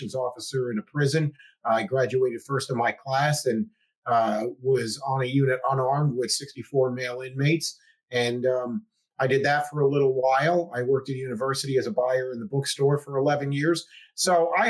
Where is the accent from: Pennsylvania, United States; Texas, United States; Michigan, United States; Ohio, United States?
Pennsylvania, United States; the Poconos; I'm from the Poconos originally